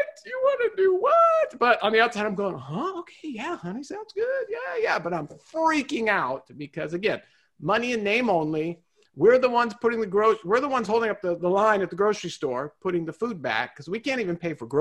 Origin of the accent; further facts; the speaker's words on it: Southern California, United States; my life growing up in Southern California